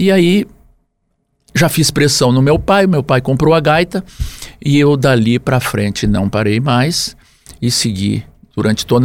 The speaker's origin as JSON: {"language": "Portuguese", "town": "Jari", "region": "Rio Grande do Sul", "country": "Brazil", "tie": "born there", "said": "lá no município hoje de Jari, que foi onde eu nasci, antes era Tupanciretã"}